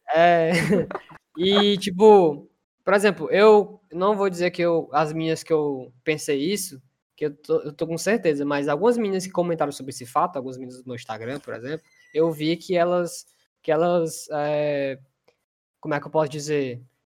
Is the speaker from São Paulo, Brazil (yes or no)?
no; Fortaleza, Ceará, Brazil; a gente é de Fortaleza